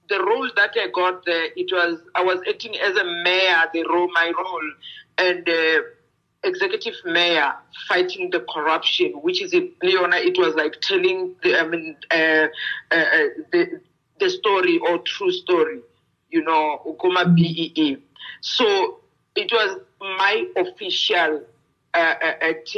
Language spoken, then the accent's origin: English; South Africa; English is a second language; they allowed me to use my mother tongue language, though my language is not officially in South Africa.